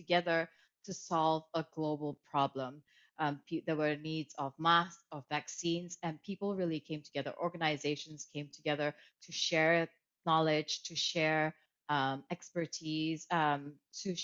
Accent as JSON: {"language": "English", "region": "Kuala Lumpur", "country": "Malaysia", "tie": "born or raised there", "also_born_or_lived": "Germany / Italy", "moved": "yes", "said": "I grew up in Malaysia, in Kuala Lumpur, so I grew up bilingual already."}